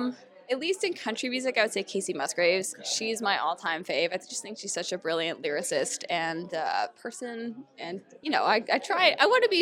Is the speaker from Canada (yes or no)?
yes; Hamilton, Ontario, Canada; I'm actually from Hamilton, Ontario.